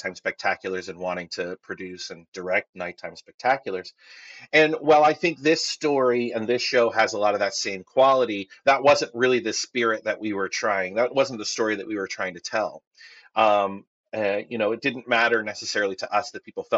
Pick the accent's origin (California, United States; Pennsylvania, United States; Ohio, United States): California, United States; Northern; When I was younger, I lived up in Northern California